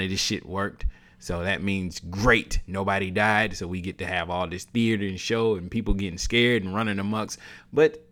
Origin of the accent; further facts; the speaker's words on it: the South, United States; I was raised in the South